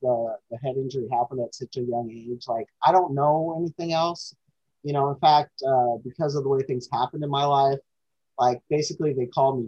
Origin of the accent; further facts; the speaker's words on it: Alaska, United States; I was born in Alaska